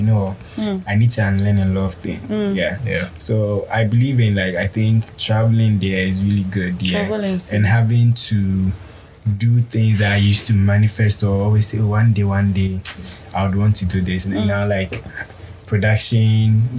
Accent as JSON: {"language": "English", "country": "Ghana", "said": "I'm from Ghana"}